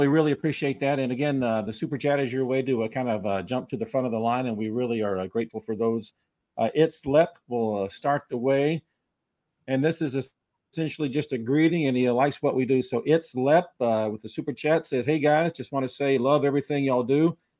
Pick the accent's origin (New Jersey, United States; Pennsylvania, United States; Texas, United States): Texas, United States; Tyler; I grew up in Tyler, Texas, 18 years there, summers when I was in college at Texas.